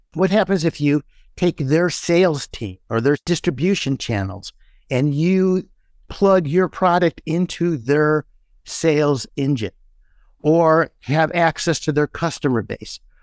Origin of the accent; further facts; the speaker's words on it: Midwest, United States; we're from the Midwest